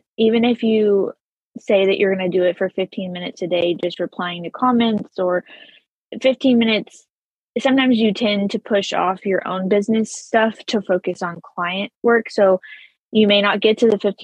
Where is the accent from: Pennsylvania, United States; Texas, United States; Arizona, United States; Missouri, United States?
Texas, United States; born and raised in Texas.